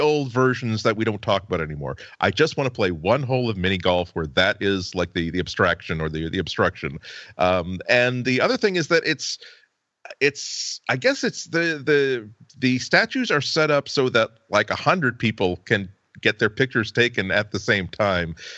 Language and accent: English; United States; as an American who's had many vacations on Cape Cod